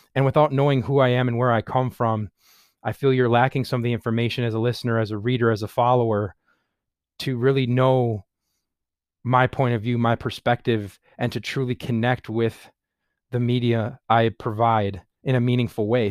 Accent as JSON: {"language": "English", "town": "Sheboygan Falls", "region": "Wisconsin", "country": "United States", "tie": "born or raised there", "said": "I live in Sheboygan Falls, Wisconsin. I was born and raised in Wisconsin. I've lived in Sheboygan Falls almost my entire life"}